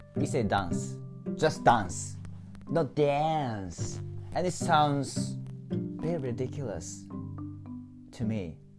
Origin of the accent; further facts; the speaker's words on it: Japan; English is a second language; I'm just an ordinary person from J- from Japan